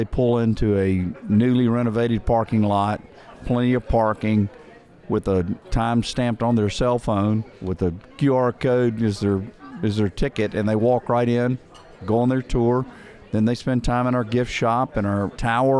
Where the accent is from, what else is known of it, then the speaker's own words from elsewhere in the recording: Lookout Mountain, Tennessee, United States; I grew up on Lookout Mountain. I grew up 3 miles from Ruby Falls